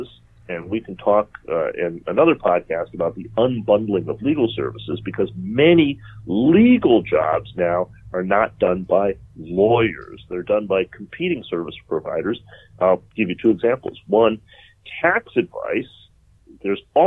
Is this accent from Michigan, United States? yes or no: yes; Detroit, Michigan, United States; moved away; I'm from Detroit, the Motor City, a magnificent wreck